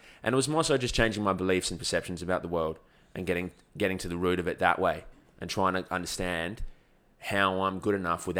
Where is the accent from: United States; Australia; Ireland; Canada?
Australia; I'm born in Australia, yeah.